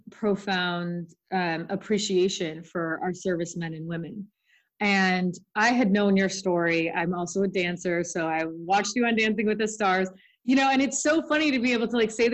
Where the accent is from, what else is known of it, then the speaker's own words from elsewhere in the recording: Los Angeles, California, United States; I grew up in Hollywood